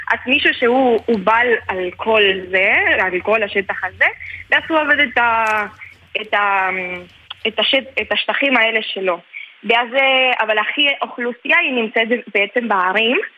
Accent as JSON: {"language": "Hebrew", "region": "Córdoba", "country": "Argentina", "tie": "born or raised there", "lives_now": "Israel", "said": "אני גדלתי בקורדובה, בקורדובה."}